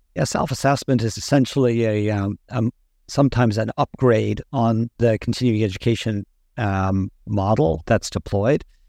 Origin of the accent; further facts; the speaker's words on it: Ireland; moved away as an adult; also born or lived in Boston; I grew up and trained in Ireland